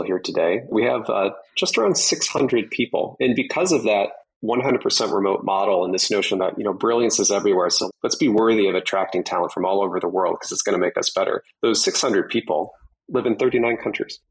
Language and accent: English; Michigan, United States; I grew up in Michigan